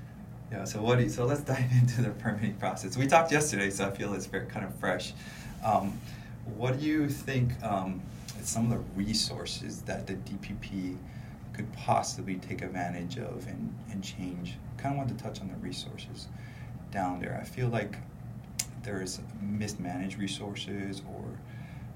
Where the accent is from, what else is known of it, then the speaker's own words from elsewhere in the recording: Hawaii, United States; I'm not Hawaiian. I'm born and raised, but I'm not Hawaiian